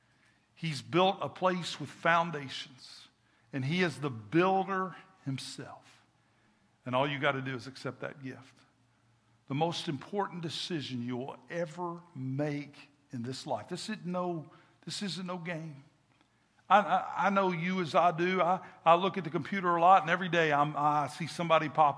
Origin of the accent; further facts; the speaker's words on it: Kentucky, United States; moved away; I'm from Kentucky